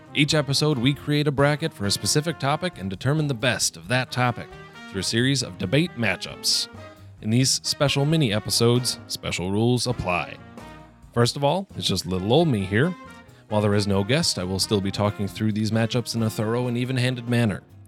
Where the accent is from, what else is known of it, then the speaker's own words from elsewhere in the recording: northern Wisconsin, United States; In my hometown, small town of about 1,500 people, small little rural village in northern Wisconsin, we have Packer parties.